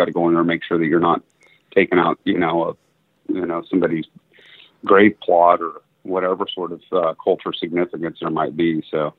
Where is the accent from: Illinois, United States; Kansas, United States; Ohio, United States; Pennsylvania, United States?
Kansas, United States; also born or lived in Florida; Well, it's kind of a mixed bag, but I was born in Kansas in a town of about 1,000, fourth generation there. And then when my parents split, we ended up down in the panhandle of Florida.